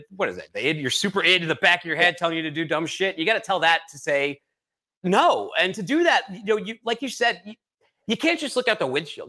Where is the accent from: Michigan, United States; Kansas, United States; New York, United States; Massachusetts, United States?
Massachusetts, United States; Boston; moved away as an adult; also born or lived in California; now in Chattanooga, United States; I'm from Boston